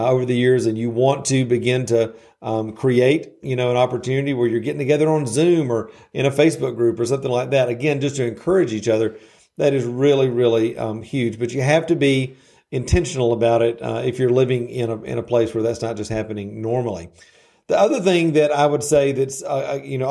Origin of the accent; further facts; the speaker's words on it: the South, United States; I'm from the South, so I use these little colloquialisms